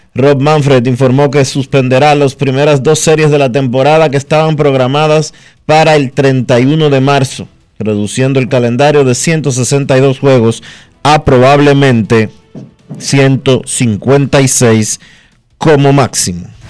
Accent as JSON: {"language": "Spanish", "country": "Dominican Republic", "said": "seguimos siendo los dominicanos"}